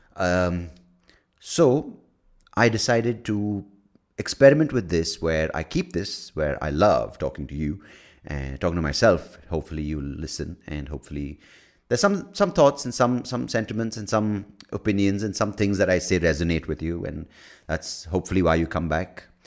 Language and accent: English; United States; I'm American.